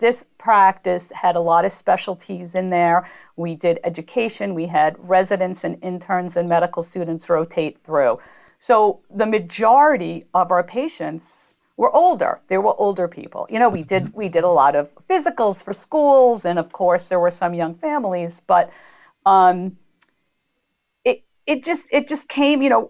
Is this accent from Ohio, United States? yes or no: no; Long Island, New York, United States; also born or lived in Bronx, New York / Queens, New York / Brooklyn, New York; moved out to Long Island, where I was raised with my brothers